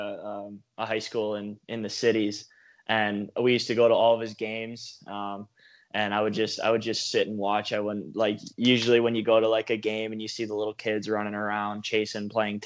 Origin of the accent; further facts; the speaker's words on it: Waconia, Minnesota, United States; I grew up here in Waconia, Minnesota